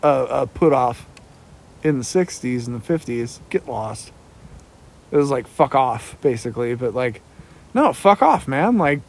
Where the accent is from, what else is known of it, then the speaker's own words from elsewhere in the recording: United States; I do have pride about being an American.